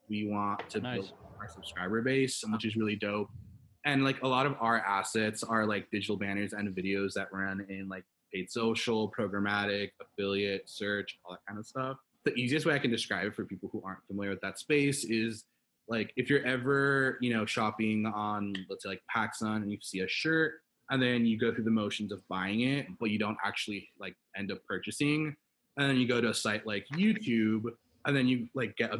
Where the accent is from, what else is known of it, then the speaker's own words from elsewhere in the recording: Los Angeles, California, United States; born and raised in Los Angeles, California